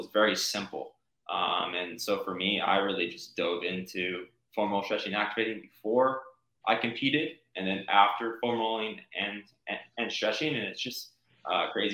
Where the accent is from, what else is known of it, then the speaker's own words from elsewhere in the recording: Chandler, Arizona, United States; I grew up in Chandler, Arizona.